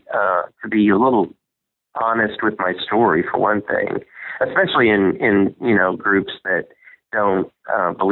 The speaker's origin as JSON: {"language": "English", "region": "Southern Indiana", "country": "United States", "tie": "born or raised there", "said": "I grew up in Southern Indiana"}